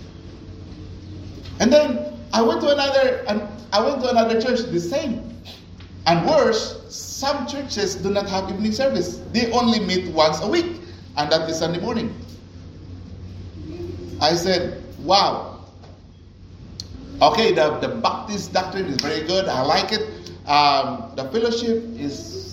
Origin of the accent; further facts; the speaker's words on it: Cebu City, Central Visayas, Philippines; moved away as an adult; I came from Philippines. I came from Cebu.